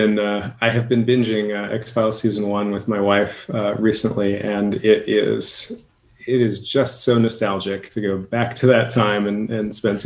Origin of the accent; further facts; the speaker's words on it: Boston, Massachusetts, United States; now in Portland, United States; As a Bostonian, I grew up in Boston.